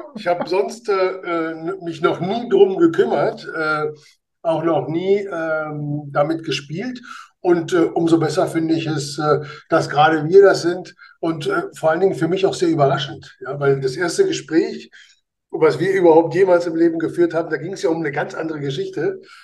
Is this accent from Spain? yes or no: yes; Spain; now in Germany; als Spanier